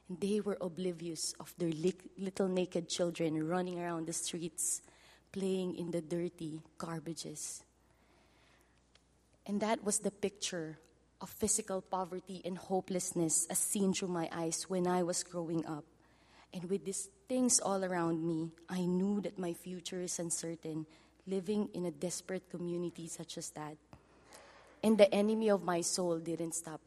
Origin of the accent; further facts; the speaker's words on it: Philippines; first language Filipino; English is a second language; my native language, Filipino.